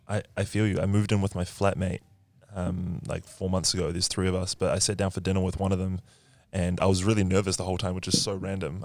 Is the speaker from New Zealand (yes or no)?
yes; New Zealand; I'm from New Zealand